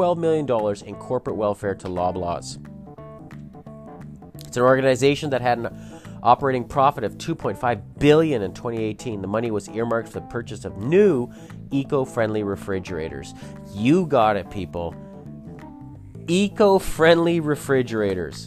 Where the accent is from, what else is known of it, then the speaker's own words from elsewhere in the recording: Canada; I am just an average Canadian